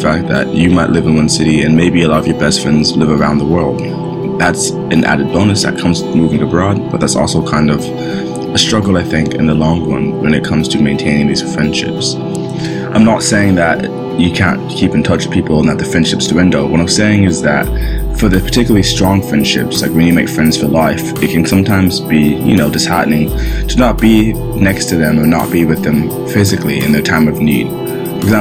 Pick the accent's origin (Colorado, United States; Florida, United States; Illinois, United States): Florida, United States; Orlando; moved away as an adult; my hometown of Orlando